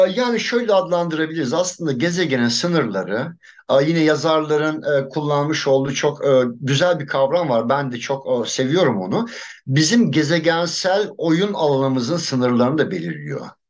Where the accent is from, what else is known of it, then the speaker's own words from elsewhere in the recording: Adana, Turkey; moved away as an adult; çocukluğum orada geçti daha doğrusu. O coğrafyayı çok iyi biliyorum. Liseye kadar oradaydım. Üniversitede ayrıldım Adana'dan.